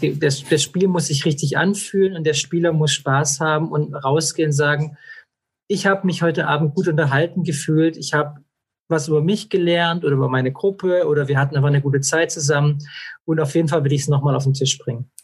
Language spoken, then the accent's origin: German; Esslingen, Baden-Württemberg, Germany; ich bin aufgewachsen in Esslingen in der Plinsau Vorstadt